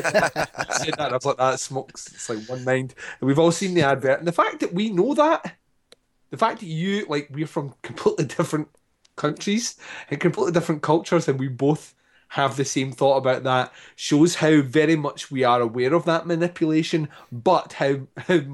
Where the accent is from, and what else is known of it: Scotland, United Kingdom